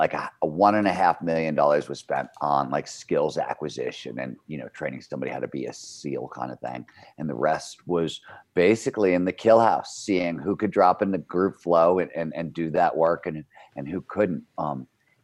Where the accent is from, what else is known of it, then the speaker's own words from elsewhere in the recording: Cleveland, Ohio, United States; now in Lake Tahoe, United States; Growing up in Cleveland, Ohio, I grew up in the 70s